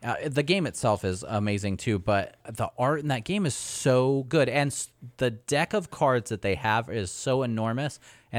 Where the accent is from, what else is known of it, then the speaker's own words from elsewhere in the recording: United States; I'm American.